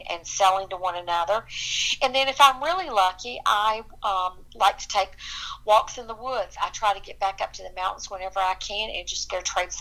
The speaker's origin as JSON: {"language": "English", "area": "Watauga County", "region": "North Carolina", "country": "United States", "tie": "born or raised there", "said": "I grew up in Watauga County, which is in the northwestern corner of North Carolina"}